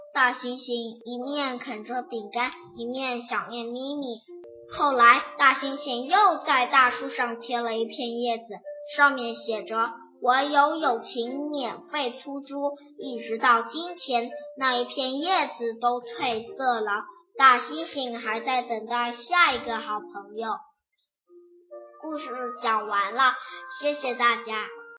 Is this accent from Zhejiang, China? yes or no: yes; Yiwu, Zhejiang, China; 我来自浙江省义乌市